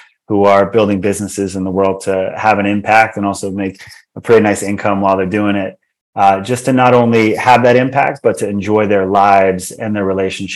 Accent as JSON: {"language": "English", "region": "Hawaii", "country": "United States", "tie": "born or raised there", "said": "as a kid growing up in Hawaii"}